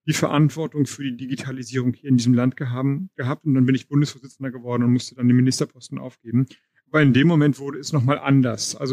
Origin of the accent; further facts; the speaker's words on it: Schleswig-Holstein, Germany; ich komme aus Schleswig-Holstein